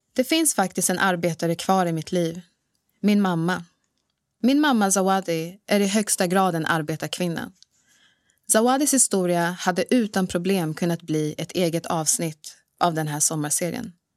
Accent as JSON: {"language": "Swedish", "town": "Bro", "region": "Stockholm County", "country": "Sweden", "tie": "born or raised there", "also_born_or_lived": "Dar es Salaam, Tanzania", "said": "Bro, en ort norr om Stockholm, där jag är uppvuxen"}